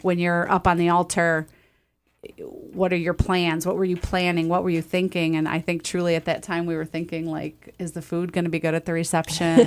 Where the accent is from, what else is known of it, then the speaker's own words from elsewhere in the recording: Toledo, Ohio, United States; I was born and raised in Toledo